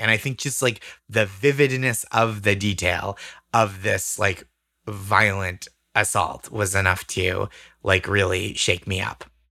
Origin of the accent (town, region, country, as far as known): Massachusetts, United States